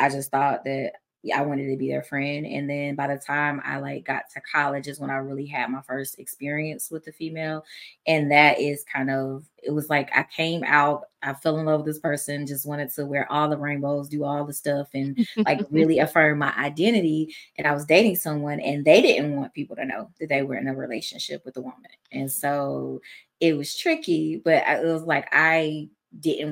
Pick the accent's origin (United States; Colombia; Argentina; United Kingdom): United States; Georgia; I'm from Georgia